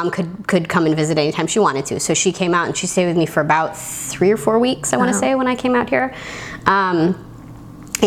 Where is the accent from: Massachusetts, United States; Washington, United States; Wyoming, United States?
Massachusetts, United States; I grew up in Massachusetts